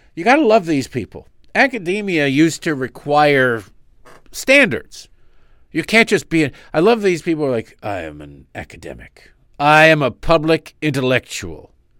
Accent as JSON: {"language": "English", "country": "United States", "said": "I'm an American"}